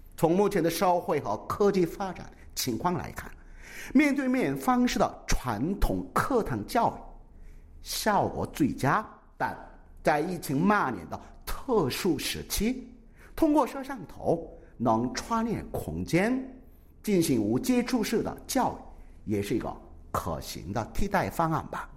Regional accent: South Korea; Chinese is a second language; 作为一个土生土长的韩国人呐

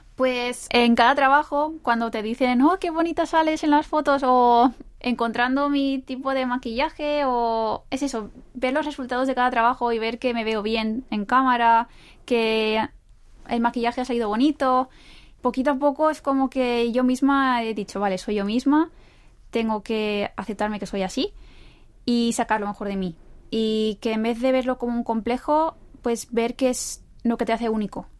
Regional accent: Spain; now in South Korea; como española que soy

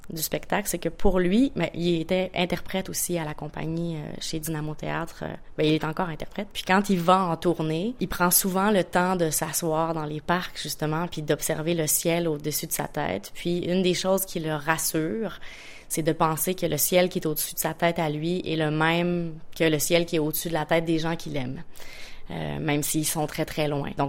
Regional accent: Quebec, Canada; Euh, je suis une Québécoise en tournée en Corée en ce moment

